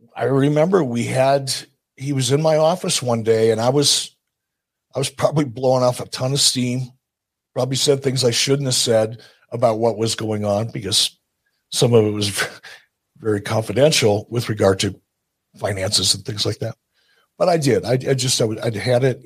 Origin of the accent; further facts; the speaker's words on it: Detroit, Michigan, United States; I'm from Detroit